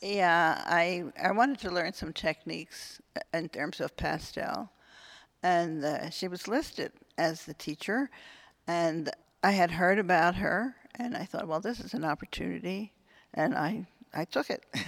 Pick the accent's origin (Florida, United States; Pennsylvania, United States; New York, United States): Pennsylvania, United States; Philadelphia; also born or lived in Wynnewood, Pennsylvania; I was born in Philadelphia. I live in Wynmore, which is right near